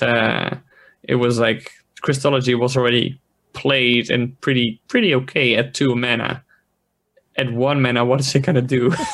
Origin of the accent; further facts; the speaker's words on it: Netherlands; I'm from the Netherlands, it's like a quarter past eleven